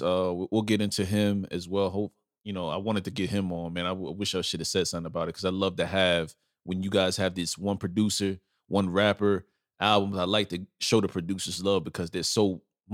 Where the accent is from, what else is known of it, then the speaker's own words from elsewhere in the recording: New York City, New York, United States; also born or lived in Bronx, New York; I'm originally from Brooklyn and Lower East Side, Manhattan. That's where I grew up, in New York